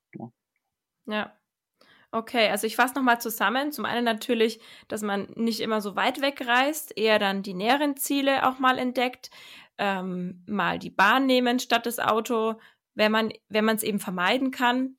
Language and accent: German; Germany; bei uns in Deutschland